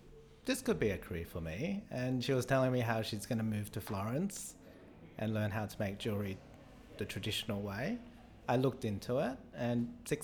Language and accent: English; Australia; born there; I was born in Australia, but we didn't really eat anything other than Asian food.